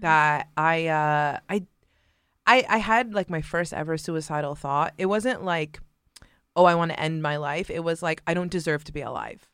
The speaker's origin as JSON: {"language": "English", "town": "Mississauga", "region": "Ontario", "country": "Canada", "tie": "born or raised there", "said": "I was born and raised in a suburb of Toronto, uh, Canada called Mississauga"}